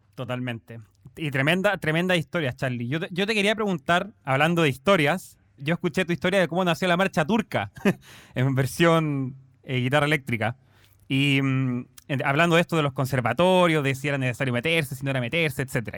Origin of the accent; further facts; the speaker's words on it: Chile; como decimos en Chile